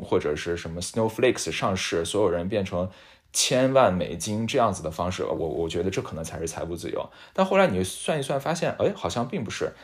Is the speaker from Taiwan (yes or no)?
no; China; moved away; 我现在要搬回国，搬回我的老家